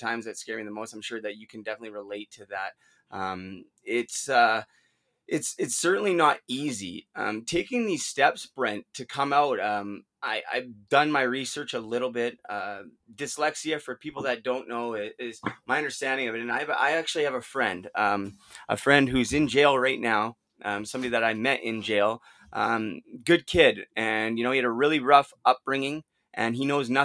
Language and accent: English; Vancouver, British Columbia, Canada; the Vancouver Canucks, my hometown team, who I watched growing up